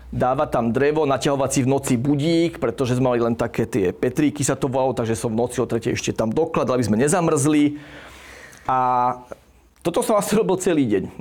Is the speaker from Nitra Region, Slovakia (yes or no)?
no; Bratislava, Bratislava Region, Slovakia; moved away as an adult; now in Zaježová, Slovakia; Ja som rodený Bratislavčan